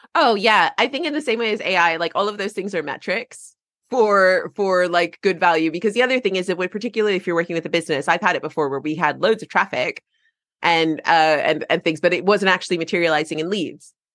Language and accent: English; United States; now in England; I'm American and living in England